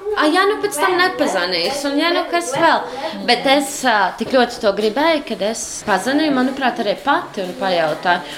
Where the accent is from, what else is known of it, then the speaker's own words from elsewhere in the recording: Jūrmala, Latvia; also born or lived in Riga / Jelgava; now in Sigulda, Latvia; es esmu ienācēja oriģināli no Jūrmalas, pēc tam no Rīgas. Uh, un tagad jau no Siguldas